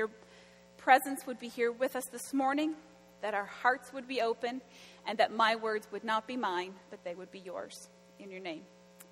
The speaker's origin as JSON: {"language": "English", "town": "Florenceville", "region": "New Brunswick", "country": "Canada", "tie": "born or raised there", "said": "I grew up in Florenceville. It's about an hour and a half north of Fredericton"}